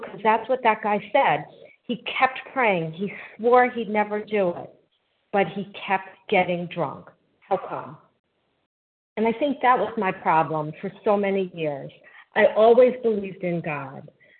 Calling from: North Carolina, United States; also born or lived in New Jersey; I'm calling from North Carolina. I was formerly in New Jersey.

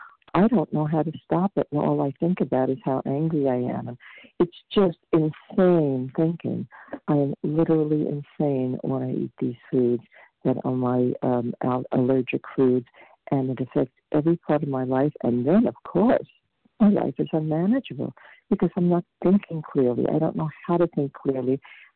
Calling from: Vermont, United States; I'm calling from Vermont.

